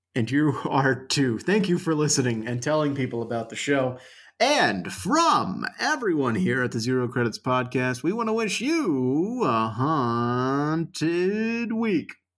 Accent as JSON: {"language": "English", "country": "United States", "said": "I'm an American"}